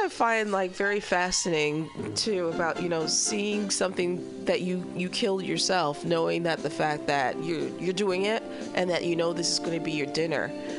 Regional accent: Southwest Missouri, United States; now in San Francisco, United States; I'm from Southwest Missouri, and that's where Laura Ingalls that's where she's from.

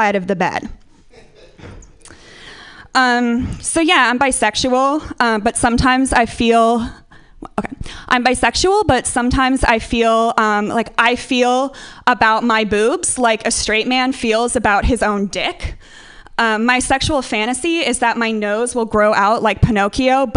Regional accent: Northern California, United States; moved away; I'm from Northern California. I've been interacting with hippies my entire life

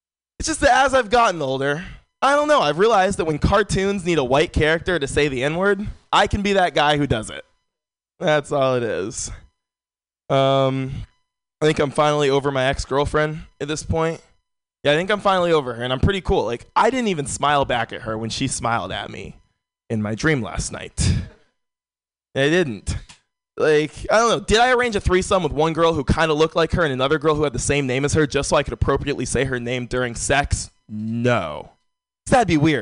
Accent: San Francisco, California, United States; Born and raised in San Francisco

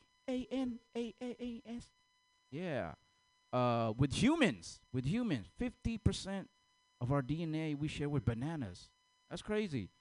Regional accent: Stockton, California, United States; I'm from Stockton.

